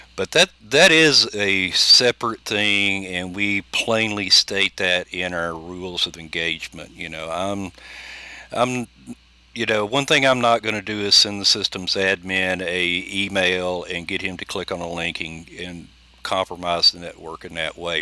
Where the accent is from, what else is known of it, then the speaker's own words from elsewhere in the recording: United States; being Native American